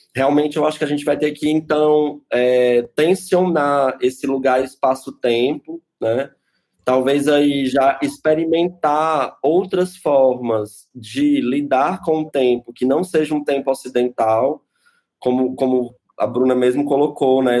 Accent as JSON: {"language": "Portuguese", "town": "Fortaleza", "region": "Ceará", "country": "Brazil", "moved": "yes", "lives_now": "São Paulo, Brazil", "said": "eu sou de Fortaleza"}